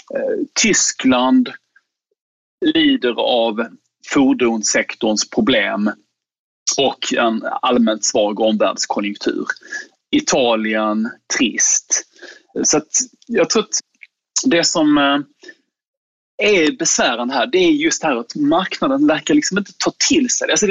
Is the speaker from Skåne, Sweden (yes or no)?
yes; Skåne, Sweden; jag är skåning